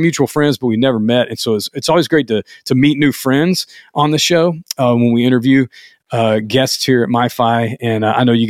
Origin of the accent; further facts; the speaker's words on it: Louisiana, United States; now in Atlanta, United States; I'm from Louisiana